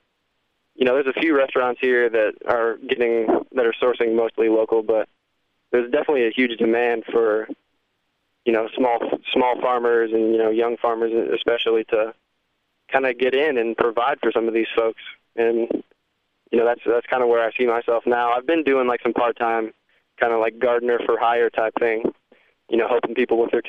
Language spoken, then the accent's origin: English; south of Indianapolis, United States; moved away as an adult; now in Savannah, United States; I am originally from Indiana, just south of Indianapolis, about 20 miles. And I spent my childhood, you know, in the middle of the kind of country-type setting